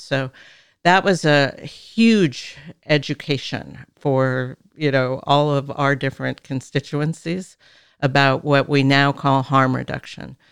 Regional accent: California, United States; I was raised in Arenda. You know, I'm a third generation Californian.

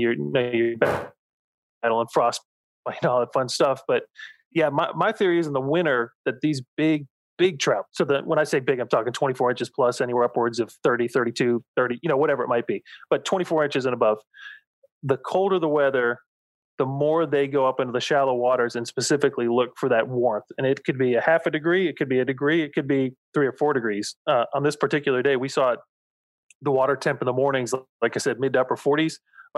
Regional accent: Florida, United States; And where I live now, and I grew up in the St. Pete, Tampa, Bradenton area, that, like I said, the colder, the better.

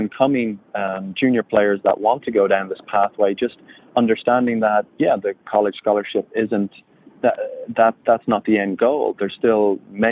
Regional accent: Ireland; moved away as an adult; also born or lived in California; I grew up in Ireland. I went to Fresno State in California. I'm, you know, thousands of miles away from home

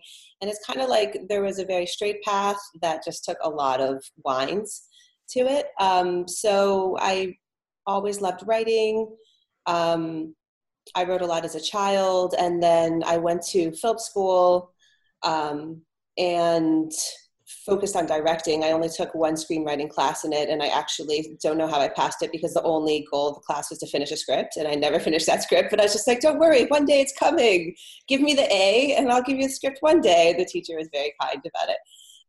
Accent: Florida, United States; moved away; also born or lived in Los Angeles; I grew up in Florida.

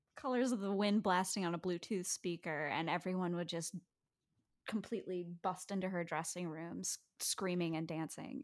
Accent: New York City, New York, United States; I grew up on the Upper West Side of Manhattan

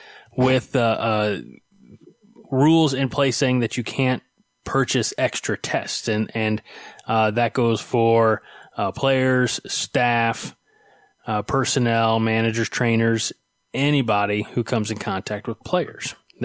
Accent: Illinois, United States; I'm from Illinois

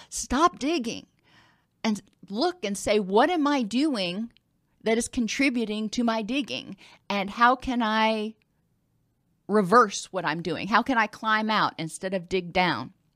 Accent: the South, United States; I'm from the South

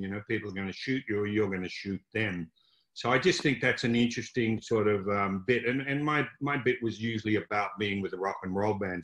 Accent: Melbourne, Victoria, Australia; I grew up in Croydon, which is a suburb of Melbourne, Australia

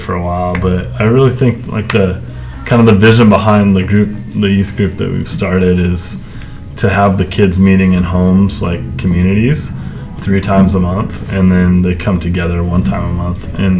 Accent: Orange County, California, United States; moved away as an adult; also born or lived in Carlsbad, San Diego, California; now in Coeur d'Alene, United States; I grew up in Orange County, and then like most recently we lived in San Diego in Carlsbad. But I love California.

